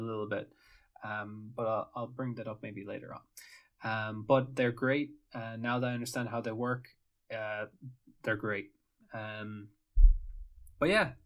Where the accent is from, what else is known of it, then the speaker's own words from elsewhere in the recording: Ireland; moved away; I'm Irish